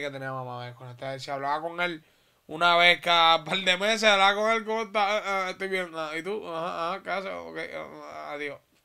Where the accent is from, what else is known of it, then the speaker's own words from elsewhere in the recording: Puerto Rico; also born or lived in Holguín, Cuba; mi crianza completamente completamente es puertorriqueña